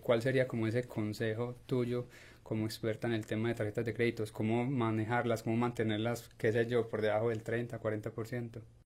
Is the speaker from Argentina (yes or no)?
no; Colombia; now in United States; soy colombiano y sé cómo se maneja en Colombia